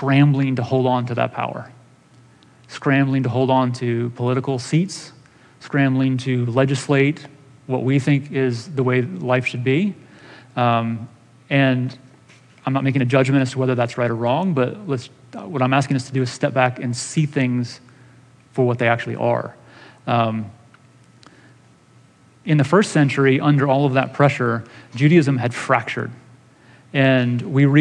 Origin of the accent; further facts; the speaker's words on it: United States; We as American Christians